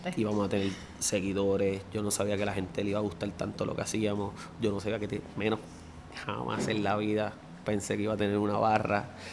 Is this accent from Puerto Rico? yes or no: yes; Bayamón, Puerto Rico; yo soy graduado de la High del Pueblo ahí en Bayamón, que es el mismo centro